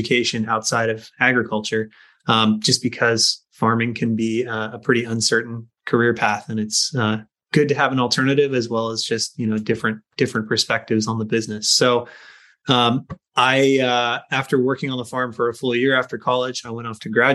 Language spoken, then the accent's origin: English; Skagit Valley, Washington, United States; growing up in Skagit Valley, the family potato farm was a huge part of my life